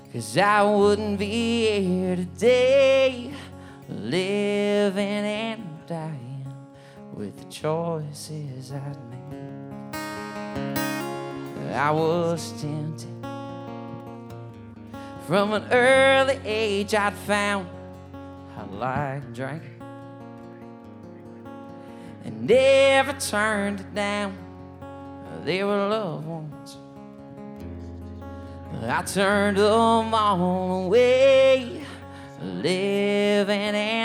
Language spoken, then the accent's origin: English; Kentucky, United States; moved away as an adult; now in Nashville, United States; I'm originally from Kentucky, and I've been here since 2019